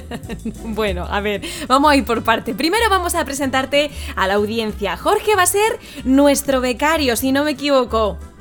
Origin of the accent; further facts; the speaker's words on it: Community of Madrid, Spain; also born or lived in La Mancha; now in Castilla-La Mancha, Spain; yo también soy madrileña, ¿eh? aunque llevo muchos años en La Mancha, pero soy madrileña